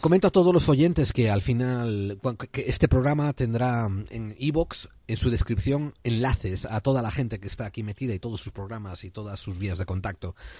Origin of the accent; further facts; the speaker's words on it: Spain; como buen español que soy